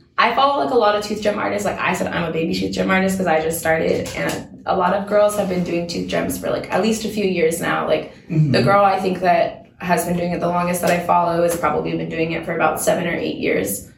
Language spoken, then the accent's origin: English; Washington, United States; now in Seattle, United States; I grew up in Washington, but I grew up in, like, in a much smaller town